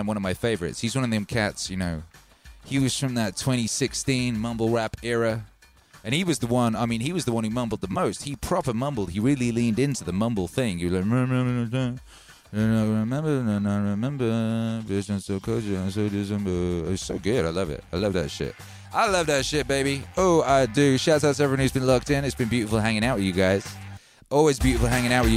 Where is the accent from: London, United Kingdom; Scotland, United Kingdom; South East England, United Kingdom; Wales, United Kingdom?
Wales, United Kingdom; I grew up in Wales